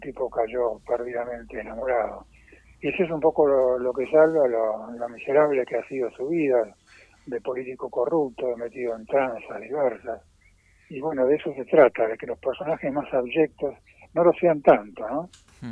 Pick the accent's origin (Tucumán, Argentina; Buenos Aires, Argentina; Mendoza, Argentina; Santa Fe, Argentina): Buenos Aires, Argentina; moved away as an adult; now in Sierra de Córdoba, Argentina; soy porteño de nacimiento, viví ahí hasta pasado ya casi los cincuenta pirulos